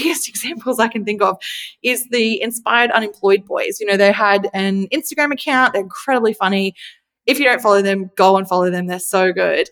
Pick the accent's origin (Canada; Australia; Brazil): Australia; I'm Australian